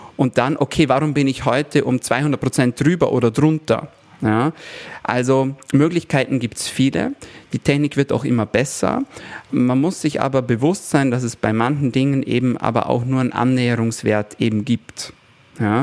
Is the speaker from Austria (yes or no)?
yes; Austria; bei uns in Österreich